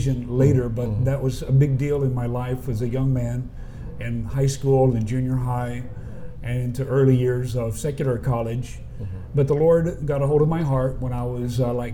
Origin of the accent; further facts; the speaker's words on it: Graham, Texas, United States; also born or lived in Abilene, Texas; I was raised in Graham, Texas, and north central Texas, a small place, about 10,000 people